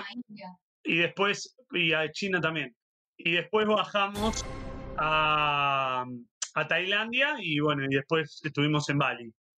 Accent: Avellaneda, Buenos Aires Province, Argentina; Horacio es de Avellaneda, porque somos del mismo barrio

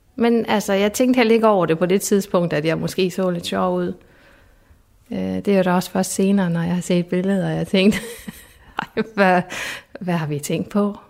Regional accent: Esbjerg, Southern Denmark, Denmark; moved away as an adult; also born or lived in Sønderborg; jeg er fra Esbjerg

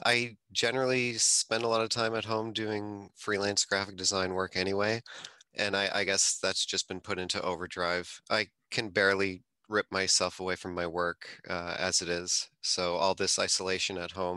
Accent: Toronto, Ontario, Canada; I'm from the Toronto area

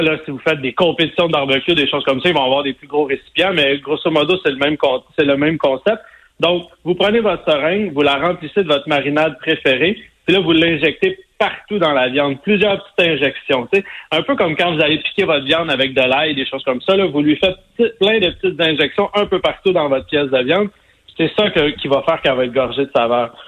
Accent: Sainte-Madeleine, Quebec, Canada; moi, je viens de Sainte-Madeleine, la rive sud de Montréal

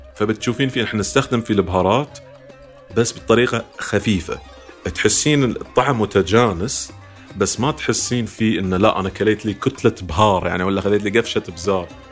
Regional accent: Bahrain

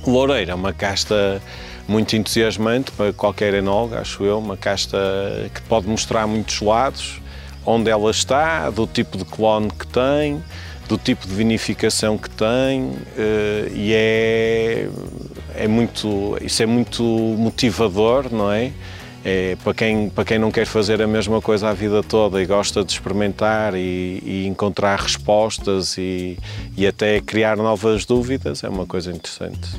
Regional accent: Douro, North, Portugal; also born or lived in Minho; now in Ponte de Lima, Portugal; já estudei cá, já estou cá a viver há muito tempo, tenho uma costela minhota, mas nasci no Douro

